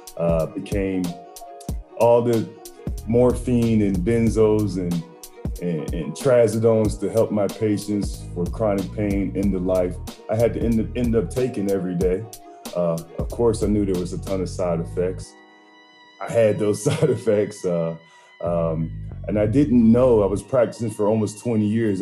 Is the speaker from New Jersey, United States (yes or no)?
yes; New Jersey, United States; that's where I was born at in Jersey.